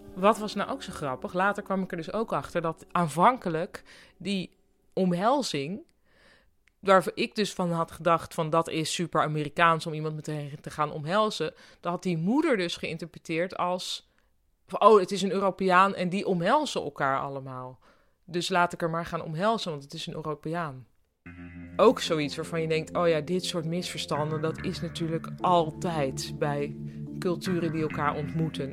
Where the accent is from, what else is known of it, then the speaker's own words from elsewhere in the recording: Netherlands; ik kwam uit Nederland